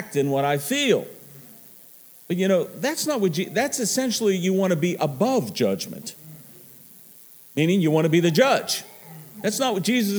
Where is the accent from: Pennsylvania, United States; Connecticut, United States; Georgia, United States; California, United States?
Pennsylvania, United States; Pittsburgh; I'm from Pittsburgh